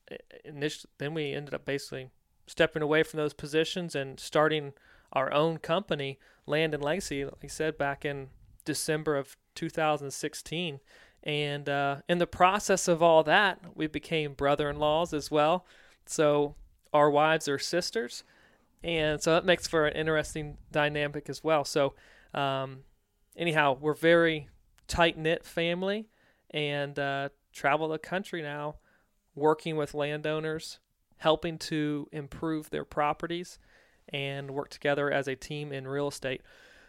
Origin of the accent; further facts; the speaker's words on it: Virginia, United States; So for me, I grew up on the East Coast in Virginia. Grew up in a very tight-knit family, kind of a farming family.